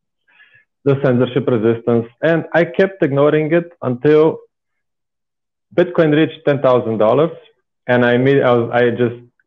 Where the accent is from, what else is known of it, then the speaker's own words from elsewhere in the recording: Bulgaria; English is a second language; moved away as an adult; now in Austria; I'm originally from Bulgaria. I'm 27 years old now. I am living in Austria since about 8 years